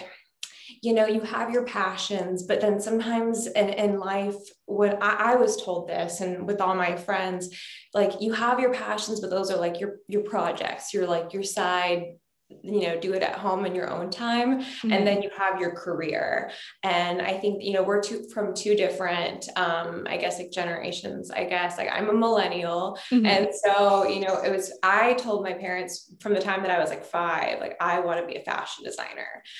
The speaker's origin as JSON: {"language": "English", "region": "Texas", "country": "United States", "also_born_or_lived": "Louisiana", "said": "I am from the South. I'm from Texas and also Louisiana."}